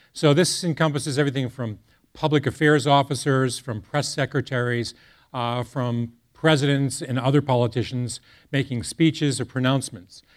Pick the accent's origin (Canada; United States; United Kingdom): United States; Boston, Massachusetts; I hail from the Boston area